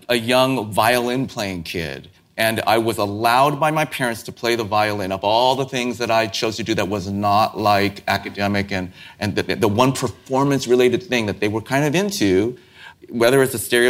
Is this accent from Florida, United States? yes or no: no; San Francisco, California, United States; I grew up in San Francisco